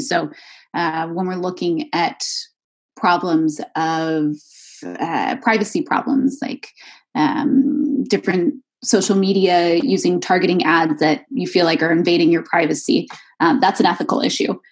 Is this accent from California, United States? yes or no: yes; Redwood City, California, United States; moved away as an adult; also born or lived in Waco, Texas / Rome, Italy / Scotland; now in Brussels, Belgium; I'm actually originally from this town called Redwood City, which is uh, probably about 20 minutes outside of San Francisco in California